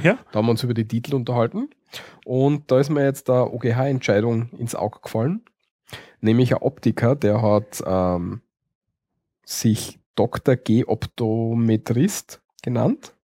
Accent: Austria; bei uns in Österreich sind wir ja alle ziemlich titelgläubig

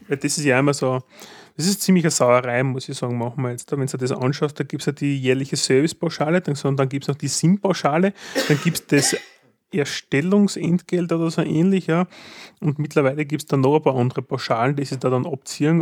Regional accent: Graz, Styria, Austria; wenn man als Grazer nach Wien will

